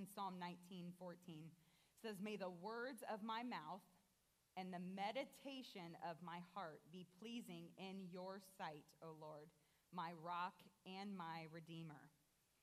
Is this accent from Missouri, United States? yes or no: no; Columbus, Ohio, United States; now in Fort Wayne, United States; I grew up in Columbus, Ohio, which is very large compared to Fort Wayne